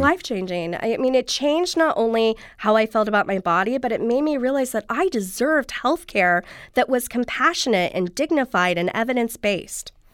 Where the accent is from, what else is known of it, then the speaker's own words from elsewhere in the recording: Southern California, United States; I grew up here, actually, in Southern California